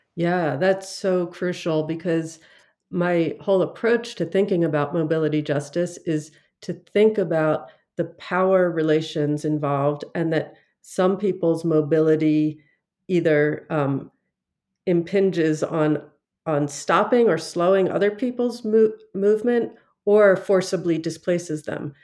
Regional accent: Philadelphia, Pennsylvania, United States; my origins in Philadelphia.

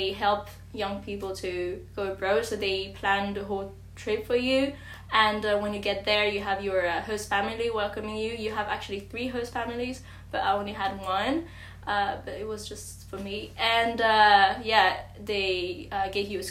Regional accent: suburbs of Paris, Île-de-France, France; English is a second language; also born or lived in China; I am from the suburbia of Paris, but I was born in China, actually, but I've been adopted when I was 1 year old.

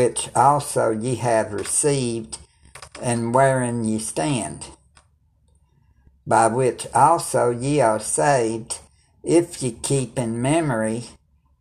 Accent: United States; I'm American

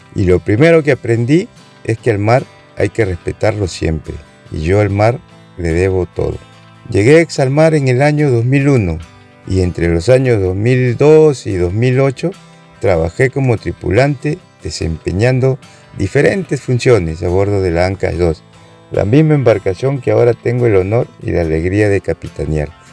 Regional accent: Tambo de Mora, Ica, Peru; Yo nací en Tambo de Mora y recuerdo que desde niño me gustaba ir a la playa

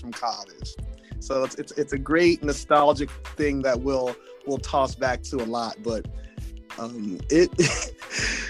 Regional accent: West Coast, United States; I'm from the West Coast

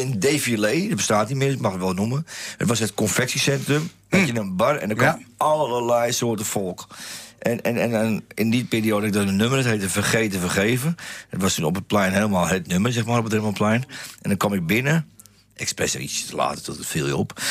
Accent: Amsterdam, North Holland, Netherlands; Dan kom ik wel uit de Jordaan Amsterdam, dan ben je natuurlijk al heel snel plat

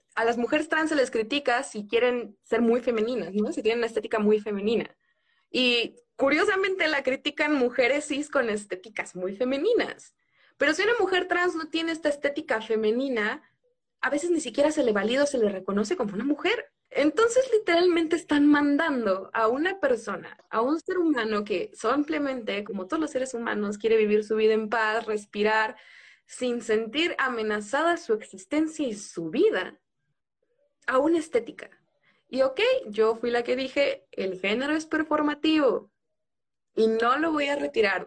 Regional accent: southern Mexico, Mexico; vengo de un lugar en el sur, la palabra tostón tiene sentido

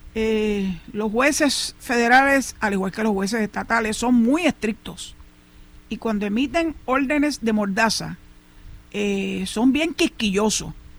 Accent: Puerto Rico; así somos las familias puertorriqueñas

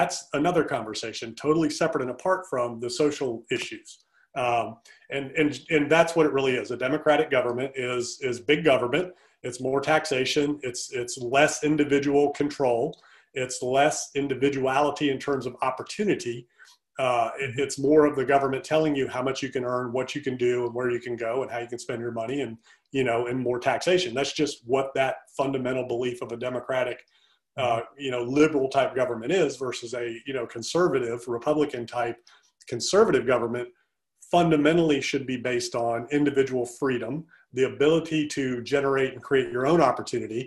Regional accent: Deep South, United States; now in Charlottesville, United States; grew up in the Deep South.

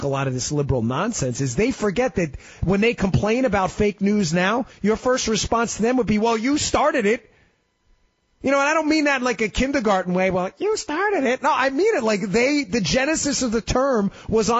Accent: New York City, New York, United States; I'm a Queens guy, too. I grew up in Queens. You can probably tell by my accent

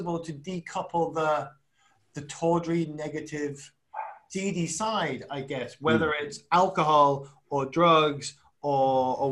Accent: Wolverhampton, West Midlands, United Kingdom; I'm from Wolverhampton

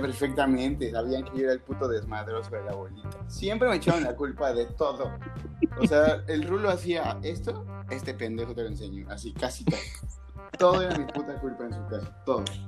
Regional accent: Mexico City, Mexico; yo era el único como chilango

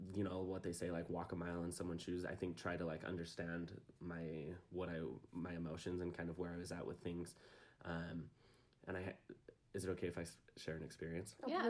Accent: Provo, Utah, United States; I'm from Provo. Lived here my whole life

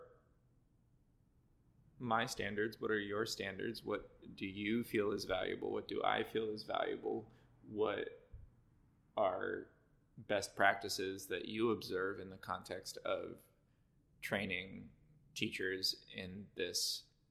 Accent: Cleveland, Ohio, United States; now in Boston, United States; I grew up in Cleveland

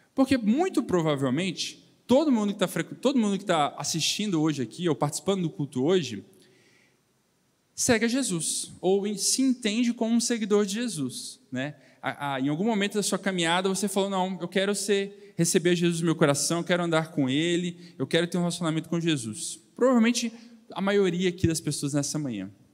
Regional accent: Belo Horizonte, Minas Gerais, Brazil; moved away as an adult; now in São Paulo, Brazil; sou, de Belo Horizonte, morei aqui até 24 anos, mas é, nessa idade eu mudei para São Paulo

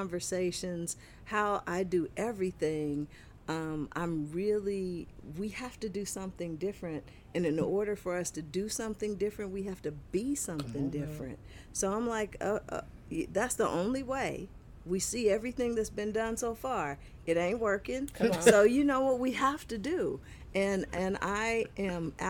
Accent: Kansas City, Missouri, United States; I grew up in Kansas City, Missouri. I am truly Midwestern.

